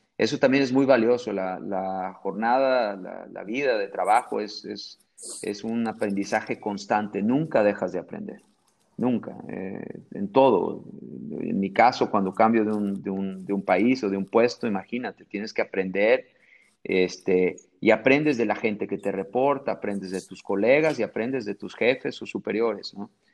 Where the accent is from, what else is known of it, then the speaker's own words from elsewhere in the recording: Mexico; accent: Mexican; moved away as an adult; now in Brazil; tengo un acento bien mexicano